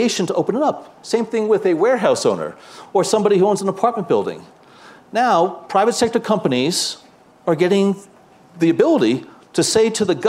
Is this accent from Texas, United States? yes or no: no; New Jersey, United States; I'm a guy from New Jersey